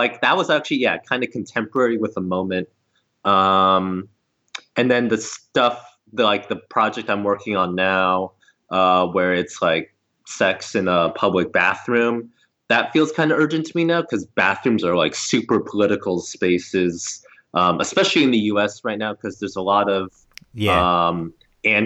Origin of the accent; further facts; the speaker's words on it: Southern California, United States; I grew up in Southern California